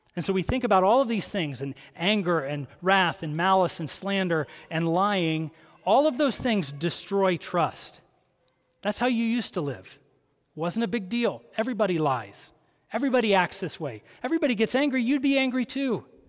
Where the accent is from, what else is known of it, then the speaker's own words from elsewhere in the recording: Columbus, Ohio, United States; I grew up in Columbus, Ohio